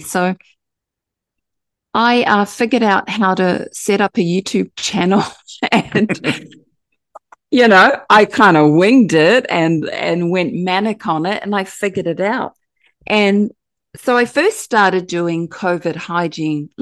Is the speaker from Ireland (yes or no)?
no; New Zealand; now in Gold Coast, Australia; I'm from Aotearoa, New Zealand, and I live here in Australia